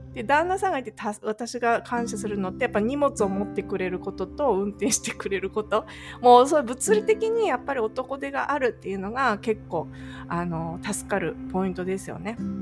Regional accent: Japan; moved away as an adult; now in California, United States; 私はもっと地方出身なんですよ

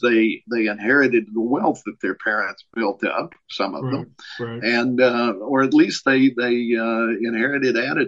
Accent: Tennessee, United States; moved away as an adult; also born or lived in Minnesota; I moved back to my hometown in Tennessee from liberal Minnesota

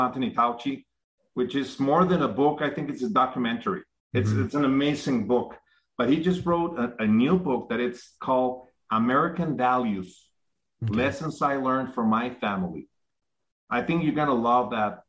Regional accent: Mexico; I'm from Mexico. Mm-hmm. I was born and raised in Mexico

